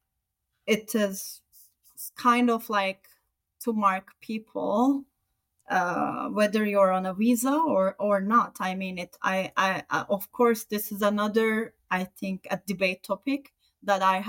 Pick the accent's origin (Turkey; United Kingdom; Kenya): Turkey; moved away as an adult; also born or lived in Sweden; now in Canada; I'm from Turkey, and before Turkey, I also lived in Sweden